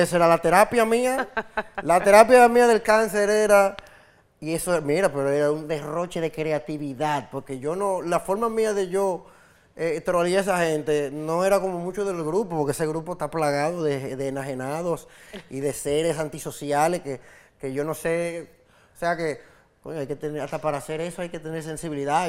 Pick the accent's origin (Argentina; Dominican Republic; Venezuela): Dominican Republic; Santo Domingo, Distrito Nacional; mi carrera como músico callejero empezó mi adolescencia, yo andaba por en Sánchez La Fe y por Cristo Rey, Villa Juana, el Kennedy, los alrededores de mi casa, yo vivía en Sánchez La Fe